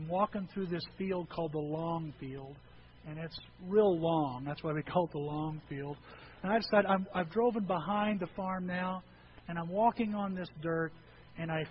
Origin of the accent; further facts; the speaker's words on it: Edwards County, Illinois, United States; moved away; I grew up in Edwards County